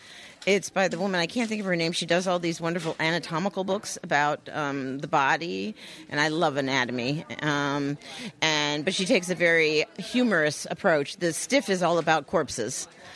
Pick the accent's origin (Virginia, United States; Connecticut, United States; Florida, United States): Connecticut, United States; Guilford; I'm from Guilford.